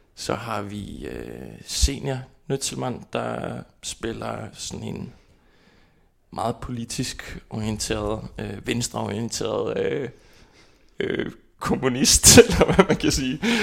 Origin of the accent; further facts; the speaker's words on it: Kópavogur, Capital Region, Iceland; Danish is a second language; moved away as an adult; now in Copenhagen, Denmark; Jeg kommer fra Island, og øh, fra hovedstadområdet Kåberbord